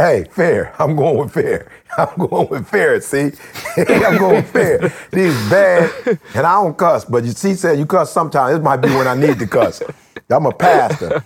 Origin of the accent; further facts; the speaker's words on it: Detroit, Michigan, United States; growing up in Detroit